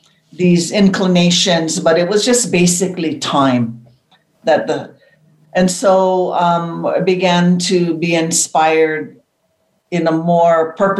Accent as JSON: {"language": "English", "region": "Hawaii", "country": "United States", "tie": "born or raised there", "said": "in Hawaii, growing up in Aloha, the foundation of Aloha, it was just natural to be in love with nature and to follow the teachings of family that was always vital in our bones."}